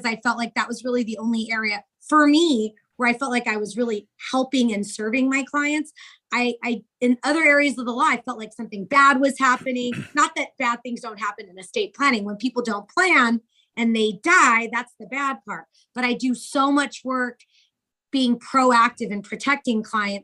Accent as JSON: {"language": "English", "town": "New York City", "region": "New York", "country": "United States", "tie": "born or raised there", "also_born_or_lived": "Santa Barbara, California", "moved": "yes", "lives_now": "Orange County, United States", "said": "I was born in Bronx, New York."}